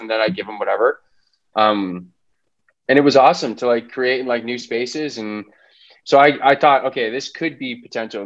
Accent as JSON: {"language": "English", "town": "Los Angeles", "region": "California", "country": "United States", "tie": "born or raised there", "also_born_or_lived": "Boston", "said": "I grew up in Los Angeles County, Valley kid."}